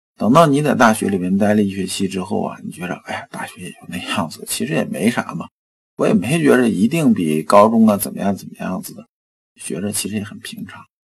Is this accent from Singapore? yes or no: no; China; 我们中国人